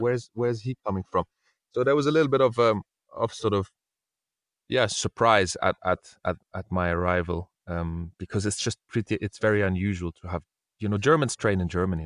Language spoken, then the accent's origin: English; Brussels, Brussels-Capital Region, Belgium; moved away as an adult; also born or lived in Spain / England; now in London, United Kingdom; I was born in Spain, but I grew up in Brussels, in Belgium, and then now I live in England